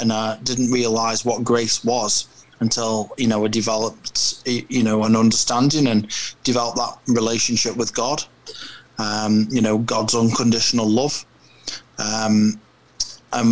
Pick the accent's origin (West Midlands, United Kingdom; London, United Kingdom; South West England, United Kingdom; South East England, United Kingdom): West Midlands, United Kingdom; Stoke-on-Trent; I'm from Stoke-on-Trent, England, which is kind of smack bang in the middle of the UK